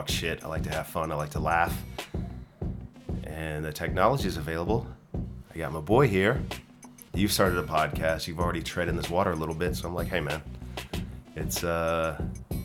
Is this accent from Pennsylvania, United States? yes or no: no; South Florida, United States; moved away as an adult; also born or lived in Virginia / Fort Lauderdale / Sarasota / Georgia; now in Sweden; I grew up in South Florida, in Fort Lauderdale and Sarasota, which is in Central Florida